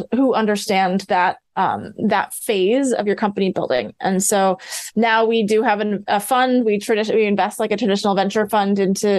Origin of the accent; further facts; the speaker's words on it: Midwest, United States; I grew up in the Midwest.